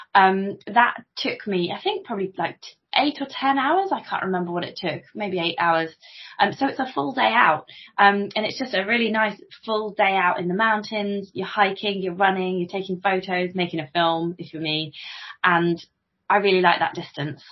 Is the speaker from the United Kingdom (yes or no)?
yes; Coventry, West Midlands, United Kingdom; now in Stamford, United Kingdom; I spent many a happy day cycling around Rutland Water as a kid because I'm from Coventry. I'm not actually from Stamford. I'm from Coventry originally